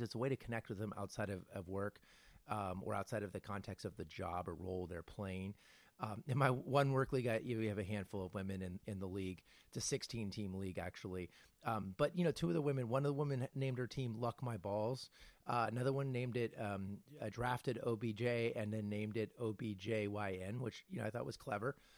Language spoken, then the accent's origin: English; California, United States; I'm a Californian